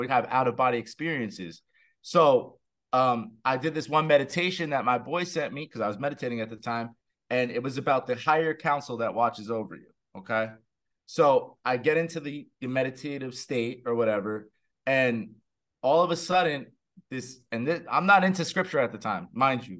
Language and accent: English; New Jersey, United States; I'm from Jersey